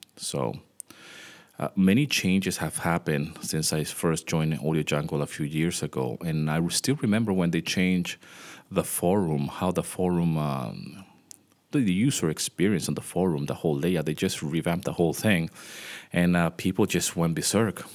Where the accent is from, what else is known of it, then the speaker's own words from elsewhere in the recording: Venezuela; moved away; I grew up in Venezuela